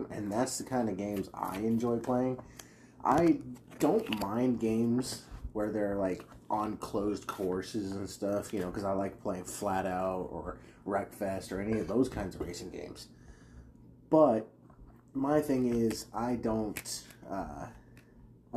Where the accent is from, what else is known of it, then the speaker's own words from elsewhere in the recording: United States; I'm an American